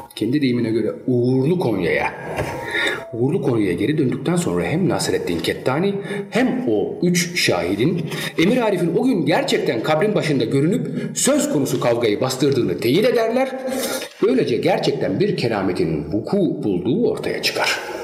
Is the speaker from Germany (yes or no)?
yes; Germany; Çünkü Almanya doğumluyum. Yani bütün malzeme hep Almanya'da geçmiştir. Ee, Almanya'da büyüdüm